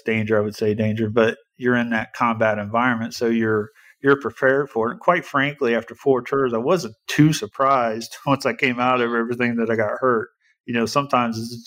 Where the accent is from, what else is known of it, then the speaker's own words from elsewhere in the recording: Indianapolis, Indiana, United States; I was born and raised here in Indianapolis